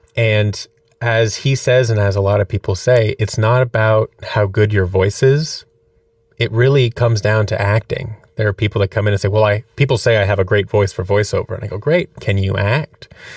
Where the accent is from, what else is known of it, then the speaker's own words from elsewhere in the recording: Seattle, Washington, United States; moved away as an adult; also born or lived in Orange County, California / New York; now in Los Angeles, United States; I was born in Seattle, Washington